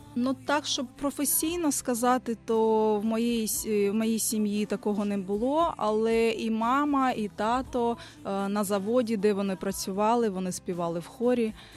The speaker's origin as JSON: {"language": "Ukrainian", "town": "Dnipro", "region": "Dnipropetrovsk Oblast", "country": "Ukraine", "tie": "born or raised there", "also_born_or_lived": "Kyiv", "moved": "as an adult", "lives_now": "Australia", "said": "я народилася в Дніпрі, з дитинства займалася творчістю"}